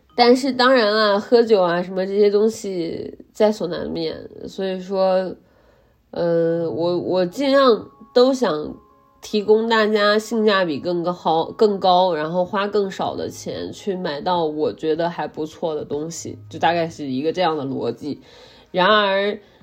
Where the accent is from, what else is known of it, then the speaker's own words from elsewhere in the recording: Henan, China; 大家都知道我来自河南